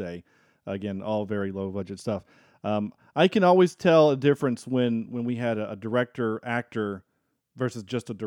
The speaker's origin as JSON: {"language": "English", "region": "North Carolina", "country": "United States", "said": "we're North Carolina"}